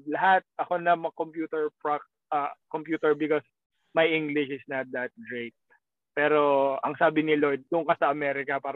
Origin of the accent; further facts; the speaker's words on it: Philippines; Tagalog is a second language; moved away as an adult; now in Maryland, United States; April 18 umalis ako ng Pilipinas.